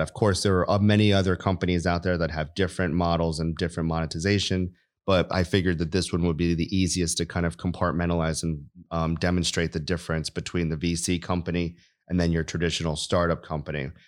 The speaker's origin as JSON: {"language": "English", "region": "New York", "country": "United States", "tie": "born or raised there", "moved": "as an adult", "said": "I grew up in New York, went to the Air Force Academy for undergrad"}